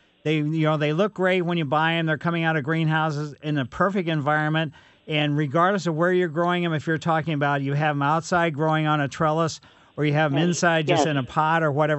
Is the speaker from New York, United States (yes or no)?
no; Ellisville, Missouri, United States; growing up in West County way back when it was Ellisville